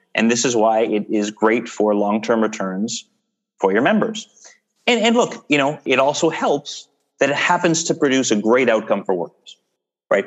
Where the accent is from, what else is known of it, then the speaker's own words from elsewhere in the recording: Canada; we're Canadian